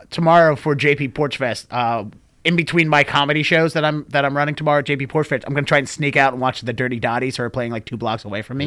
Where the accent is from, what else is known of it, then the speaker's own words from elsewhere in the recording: Baltimore, Maryland, United States; I'm from Baltimore